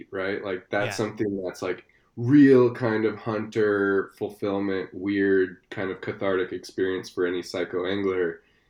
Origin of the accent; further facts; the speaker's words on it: San Antonio, Texas, United States; moved away as an adult; also born or lived in Austin, Texas; now in Squamish, Canada; I'm actually originally Texan